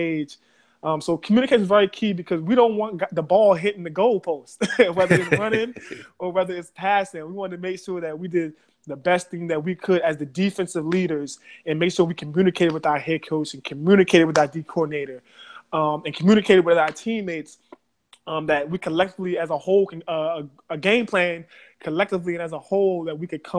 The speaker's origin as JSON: {"language": "English", "town": "Baltimore", "region": "Maryland", "country": "United States", "tie": "born or raised there", "said": "I am from Baltimore City. I grew up in the west side of Baltimore City"}